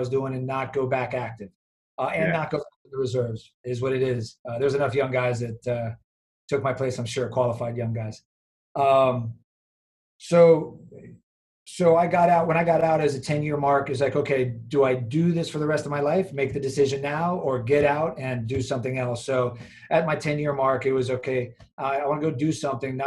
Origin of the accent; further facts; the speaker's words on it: Miami, Florida, United States; I'm from Miami. So I came back to Miami when I got out